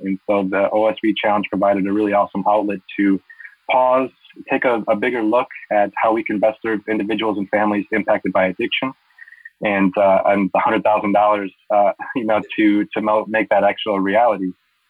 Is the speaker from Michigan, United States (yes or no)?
no; Wisconsin, United States; now in San Diego, United States; I grew up in Wisconsin, so I'm not unfamiliar with inclement weather.